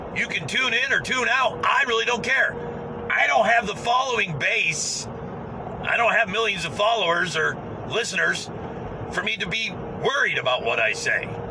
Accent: United States; I'm an American.

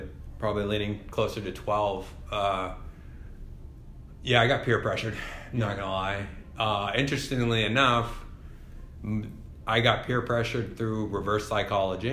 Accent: Mount Vernon, Maine, United States; also born or lived in India / Orono, Maine / Portland, Maine; I grew up here in Maine. So I was born in India, adopted when I was 3 years old, and I've lived in Maine ever since.

